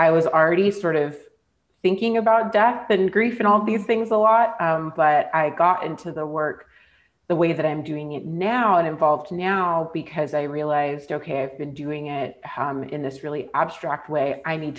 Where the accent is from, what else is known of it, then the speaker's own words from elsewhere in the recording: California, United States; moved away as an adult; also born or lived in Scotland / Canada; being back in my hometown